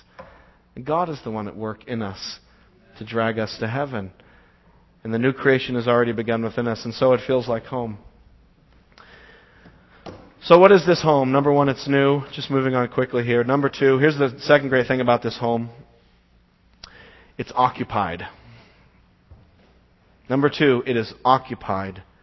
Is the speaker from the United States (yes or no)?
yes; Las Vegas, Nevada, United States; moved away; I go back home to my hometown, Las Vegas, and see my family, see my parents, and I like to drive to the little house I grew up in.